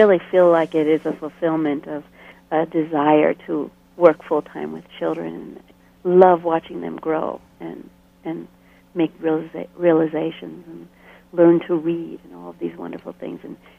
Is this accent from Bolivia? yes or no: yes; Bolivia; I had almost done so much of my growing up in Bolivia, you know, mm-hmm. far away.